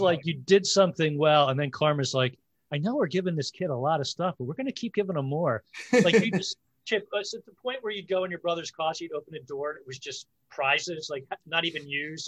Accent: Belmar, New Jersey, United States; my hometown of Belmar

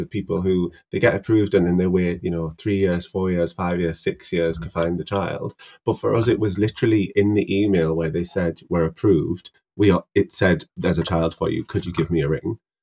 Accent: Middlesbrough, North East England, United Kingdom; moved away as an adult; now in Newcastle, United Kingdom; I'm a pharmacist from Middlesbrough

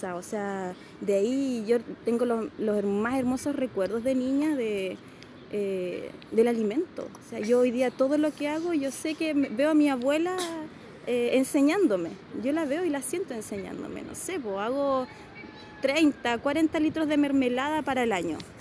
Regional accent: Río Bueno, Los Ríos, Chile; born or raised there; also born or lived in Santiago, Chile

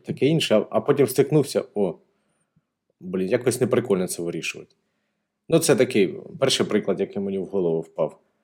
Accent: Donetsk, Donetsk Oblast, Ukraine; я з Донецька

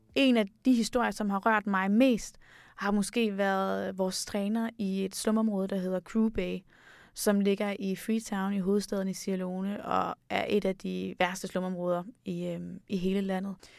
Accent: Denmark; vi kommer fra Danmark

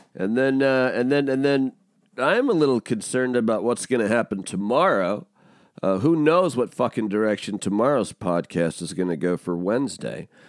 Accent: Pacific Northwest, United States; I'm from the Pacific Northwest, like, I'm a, I'm a Pacific Northwest kid

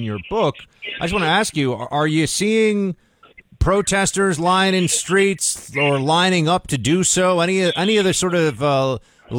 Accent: New York, United States; I grew up in New York

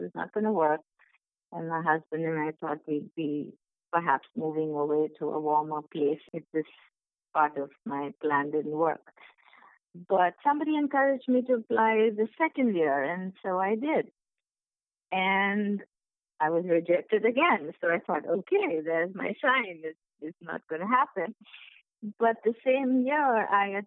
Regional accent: Kolkata, West Bengal, India; moved away as an adult; also born or lived in Mumbai / Chicago; now in United States; I'm from India, as you know. I was born in Mumbai, but my father got a job in Calcutta soon after, so we moved there. And so I lived there for a better part of my life, and I was educated there

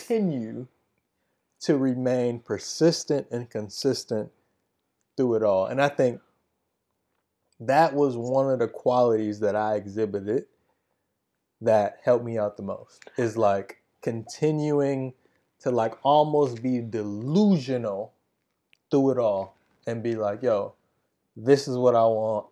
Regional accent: Wisconsin, United States; my hometown race in Wisconsin

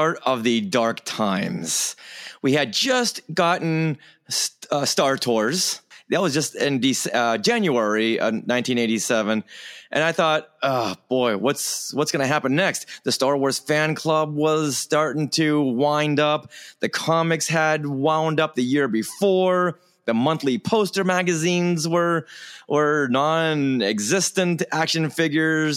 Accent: Newton, Massachusetts, United States; my hometown of Newton, Massachusetts

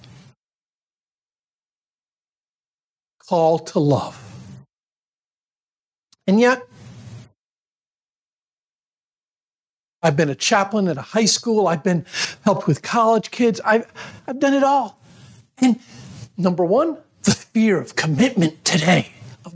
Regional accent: Syracuse, New York, United States; I grew up in Syracuse, New York

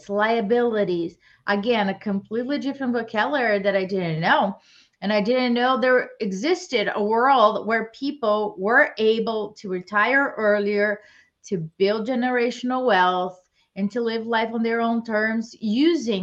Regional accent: Brazil; moved away as an adult; now in United States; I was born and raised in Brazil, and I came to the US to pursue my master's

